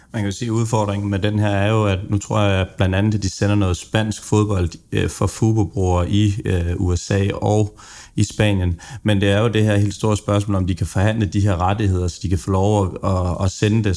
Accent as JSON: {"language": "Danish", "area": "Funen", "region": "Southern Denmark", "country": "Denmark", "said": "jeg er jo også Fynbo"}